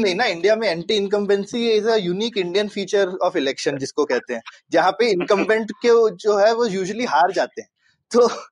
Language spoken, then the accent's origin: Hindi; Uttar Pradesh, India; मैं यूपी में बड़ा हुआ हूँ